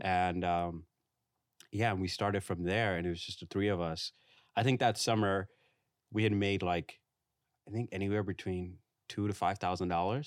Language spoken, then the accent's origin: English; New York City, New York, United States; now in Brooklyn, United States; I grew up in Far Rockaway. I spent a lot of, like, my, um, childhood, went to middle school there